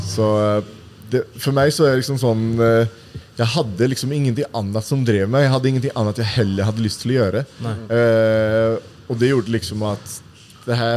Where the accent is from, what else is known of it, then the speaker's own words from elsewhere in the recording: Uddevalla, Västra Götaland, Sweden; moved away as an adult; now in Oslo, Norway; i byen der jeg kommer fra. da mm. Udvalla? Ja, Udvalla.